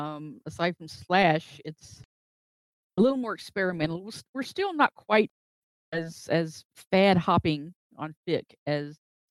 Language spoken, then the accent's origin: English; Tennessee, United States; I grew up in Podunk, Tennessee.